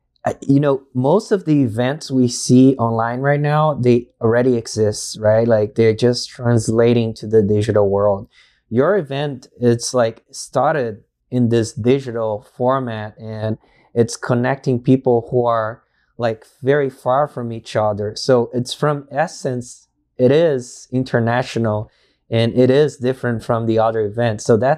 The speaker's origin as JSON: {"language": "English", "country": "Brazil", "first_language": "Portuguese", "second_language": "English", "said": "I am from Brazil, and although we're so, you know, far away countries, with our language is Portuguese"}